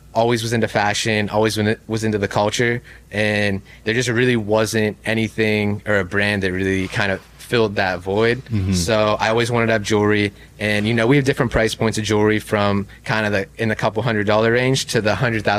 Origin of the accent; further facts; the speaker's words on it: Pittsburgh, Pennsylvania, United States; moved away as an adult; also born or lived in New York; now in Miami, United States; So I'm from Pittsburgh.